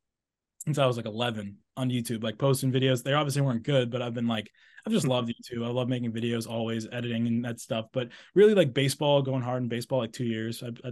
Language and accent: English; New England, United States; I'm from New England, so it's like, you know, the Fairfields and maybe not UConn